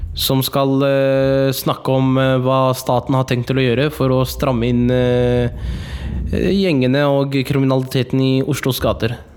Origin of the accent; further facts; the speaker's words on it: Oslo, Norway; hovedstaden der jeg kommer fra, Oslo